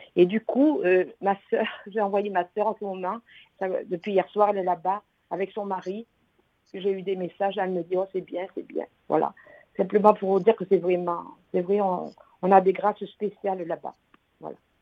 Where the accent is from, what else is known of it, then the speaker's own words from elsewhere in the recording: Gard, Occitania, France; Je viens du Gard